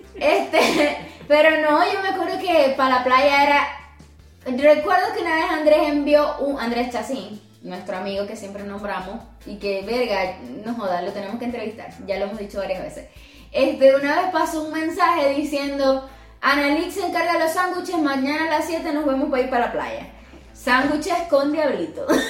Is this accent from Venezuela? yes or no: yes; Venezuela; now in Colombia; Obviamente nosotros somos venezolanos